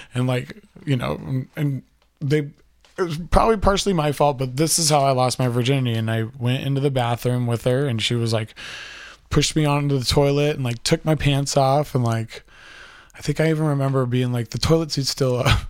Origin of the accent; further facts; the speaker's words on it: Aromas, California, United States; I was that kid from Aromas